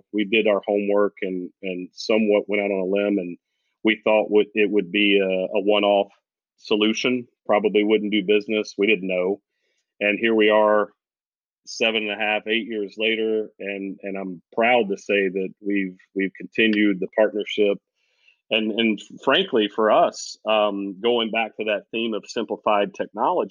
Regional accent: the South, United States; we're from the South

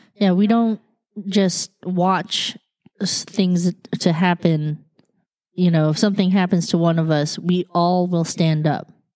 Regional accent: United States; I was born here

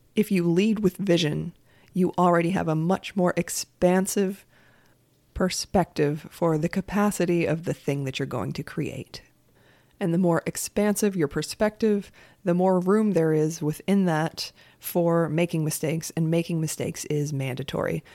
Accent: United States; as an American, I have a very American perspective

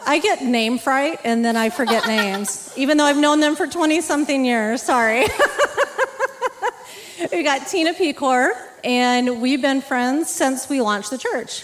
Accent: Texas, United States; now in Superior, United States; I grew up in Texas

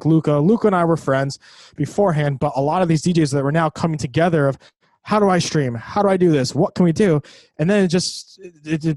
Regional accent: Ithaca, New York, United States; I'm from New York, Ithaca, New York

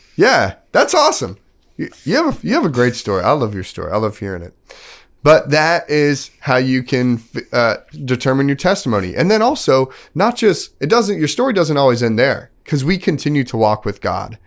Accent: Texas, United States; moved away; also born or lived in Kansas; I grew up in Texas, then I moved to Kansas

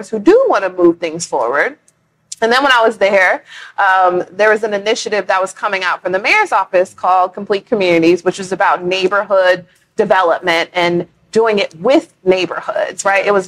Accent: Bay Area, California, United States; moved away as an adult; now in Houston, United States; I'm originally from California, from the Bay Area.

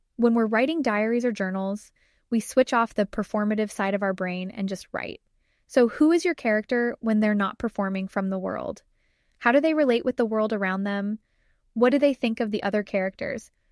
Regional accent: Arizona, United States; moved away; I made the trek back to middle of nowhere, Arizona

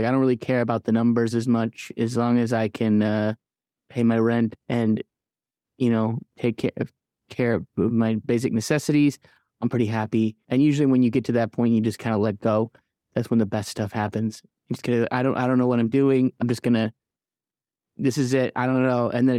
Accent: Midland, Michigan, United States; also born or lived in Kalamazoo, Michigan / Detroit, Michigan; now in Nashville, United States; I'm from Midland, Michigan. I lived in Kalamazoo, Michigan. I lived in Detroit, Michigan, but I currently live in Nashville, Tennessee.

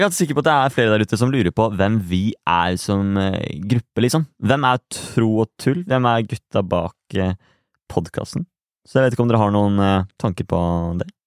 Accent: Halden, Østfold, Norway; also born or lived in Asker / Bærum; Jeg er nå fra Halden

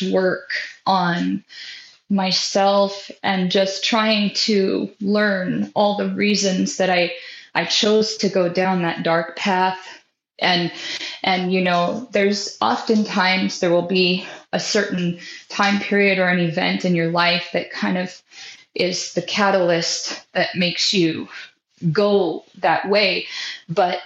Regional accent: Sitka, Alaska, United States; moved away as an adult; also born or lived in California / Oklahoma; now in North Carolina, United States; I was born in California, but I moved to Alaska when I was so young. And so lived there my entire life

